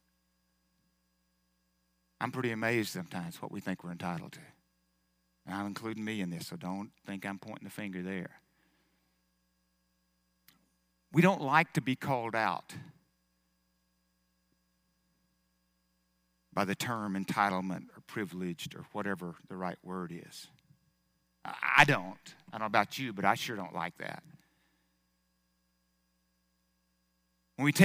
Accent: United States; I was born in America

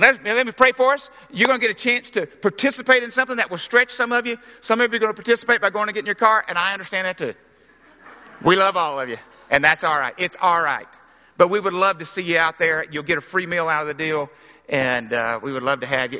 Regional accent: Arkansas, United States; I grew up in Arkansas

